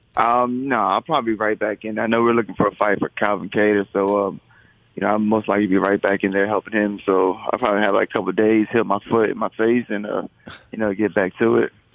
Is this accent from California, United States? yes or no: no; Florida, United States; moved away as an adult; now in Boston, United States; I'm originally from Florida, but i have been in Boston for a while now.